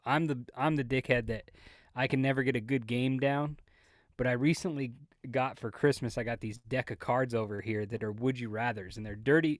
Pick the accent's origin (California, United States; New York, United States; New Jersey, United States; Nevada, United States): Nevada, United States; Las Vegas; moved away; I grew up in Las Vegas